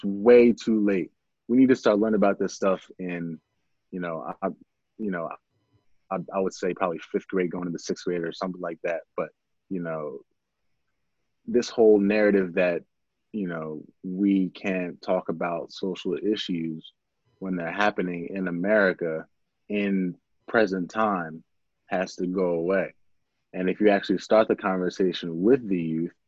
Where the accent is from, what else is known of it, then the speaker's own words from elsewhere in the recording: Pennridge School District, Pennsylvania, United States; Growing up in the Penn Ridge School District